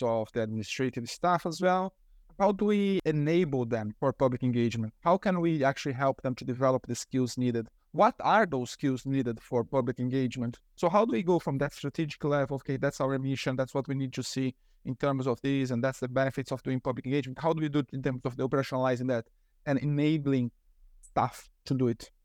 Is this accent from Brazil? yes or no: yes; Brazil; moved away; I'm originally from Brazil